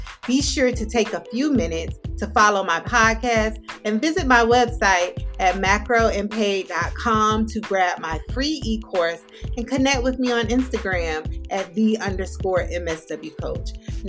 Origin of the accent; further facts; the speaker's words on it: Florida, United States; growing up in the city that I grew up in South Florida, Palm Beach County to be exact, 561 area code.